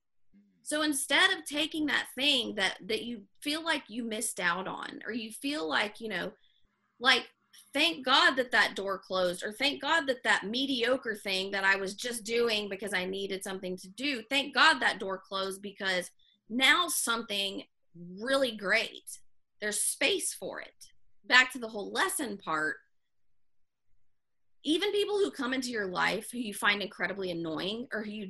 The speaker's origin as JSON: {"language": "English", "region": "the South", "country": "United States", "tie": "born or raised there", "moved": "yes", "said": "growing up in the South and moving"}